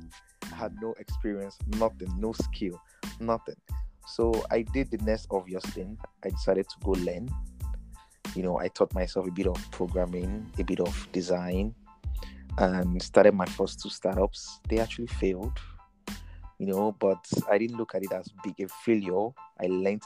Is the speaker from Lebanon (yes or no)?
no; Lagos, Nigeria; also born or lived in Ogun State; I'm a Nigerian. Mm-hmm. I was born in Lagos